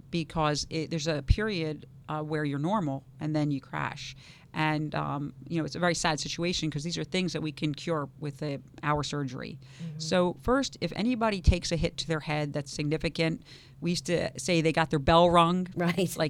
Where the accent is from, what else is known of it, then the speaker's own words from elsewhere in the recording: New York, United States; now in West Palm Beach, United States; I came from Harlem in the South Bronx uh, to West Palm Beach, as did he.